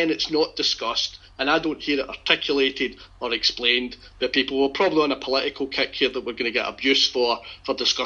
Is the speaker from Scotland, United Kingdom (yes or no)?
yes; Scotland, United Kingdom; also born or lived in Middle England; now in England, United Kingdom; as a Scot